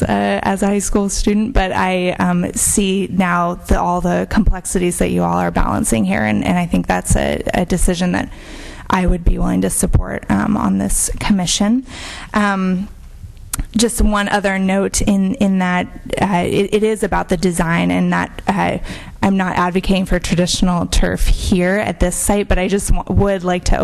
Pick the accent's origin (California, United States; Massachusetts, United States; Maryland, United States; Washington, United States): California, United States; Petaluma; being born and raised in Petaluma